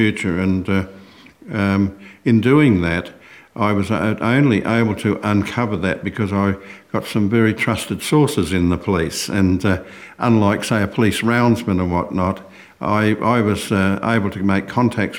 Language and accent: English; Broken Hill, New South Wales, Australia; moved away; also born or lived in Sydney; my hometown of Broken Hill in Western New South Wales